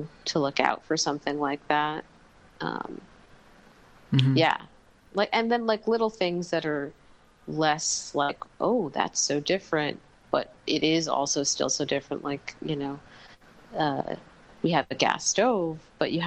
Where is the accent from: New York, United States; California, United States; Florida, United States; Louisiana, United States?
New York, United States; moved away as an adult; now in Mexico; where I grew up in New York